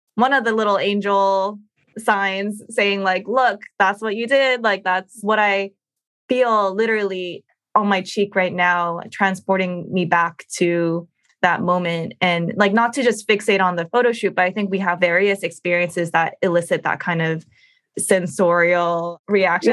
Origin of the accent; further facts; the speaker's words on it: United States; as Asian American women